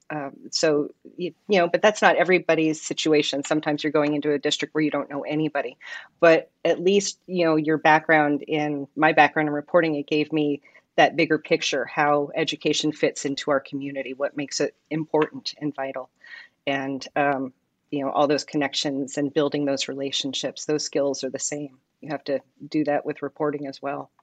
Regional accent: New York City, New York, United States; moved away as an adult; now in Simi Valley, United States; I'm not a California native. I come from New York City originally. I moved to Simi Valley when I was twenty

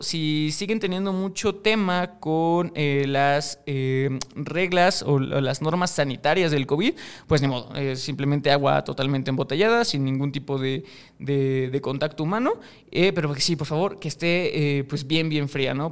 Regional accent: Mexico; yo soy de México, este programa se graba en México

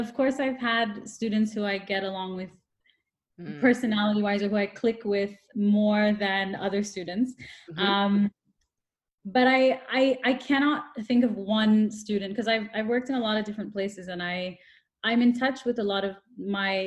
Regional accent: Toronto, Ontario, Canada; moved away as an adult; also born or lived in Brazil; now in Dubai, United Arab Emirates; I'm from Toronto, which is really multicultural as well

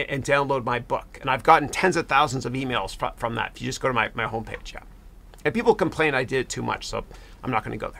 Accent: Canada; I'm Canadian.

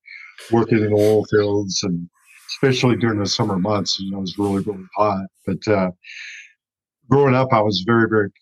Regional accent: El Paso, Texas, United States; moved away as an adult; also born or lived in Missouri / Western North Carolina; now in North Carolina, United States; I was born in El Paso, Texas, born and raised in that state.

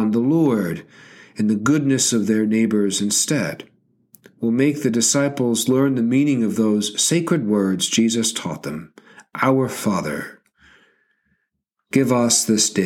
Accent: Georgia, United States; my home state of Georgia

